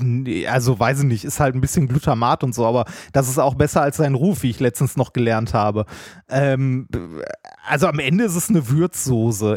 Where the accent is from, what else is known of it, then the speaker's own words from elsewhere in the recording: Ruhr area, North Rhine-Westphalia, Germany; ich bin ein Kind des Ruhrgebiets